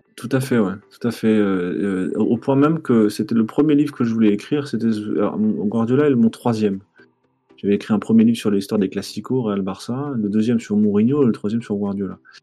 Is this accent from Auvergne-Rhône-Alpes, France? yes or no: no; Strasbourg, Grand Est, France; je suis né à Strasbourg